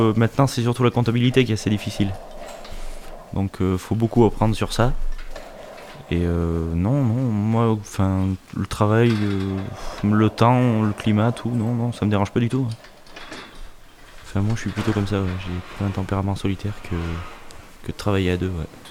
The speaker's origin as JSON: {"language": "French", "town": "Clermont-Ferrand", "region": "Auvergne-Rhône-Alpes", "country": "France", "tie": "born or raised there", "lives_now": "Brion, France", "said": "Je suis né à Clermont-Ferrand et j'habite à Brion, commune de campagne."}